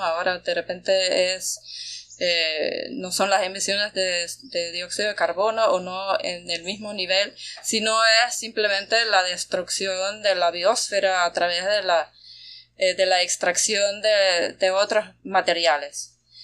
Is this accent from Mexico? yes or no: no; Austria; also born or lived in Bayano, Panama; now in Panama; que soy de, Austria, de Europa